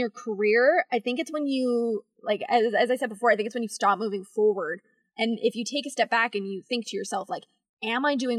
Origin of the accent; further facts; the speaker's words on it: London, Ontario, Canada; also born or lived in Ottawa / Banff / Quebec City; I'm from London, Ontario originally, but then I was in Ottawa for 8 years.